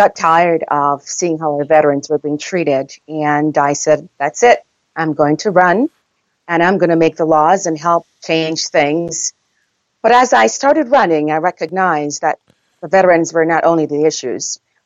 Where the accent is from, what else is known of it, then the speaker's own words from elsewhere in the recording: Jamaica; accent: Jamaican; moved away; I'm from Jamaica